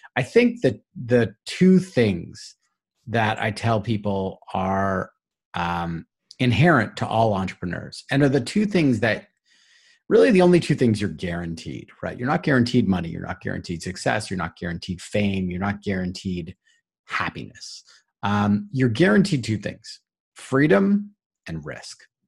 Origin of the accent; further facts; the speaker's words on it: Toronto, Ontario, Canada; I'm from Toronto